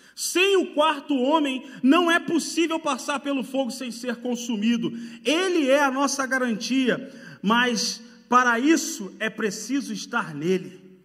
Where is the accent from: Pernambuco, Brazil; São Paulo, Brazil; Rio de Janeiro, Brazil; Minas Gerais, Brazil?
Rio de Janeiro, Brazil; moved away; pelo meu sotaque, sabe, já percebeu que eu sou do Rio de Janeiro